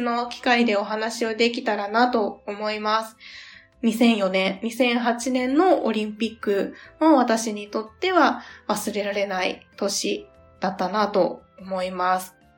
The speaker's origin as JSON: {"language": "Japanese", "region": "Kansai", "country": "Japan", "tie": "born or raised there", "said": "地元が関西っていうこともあって"}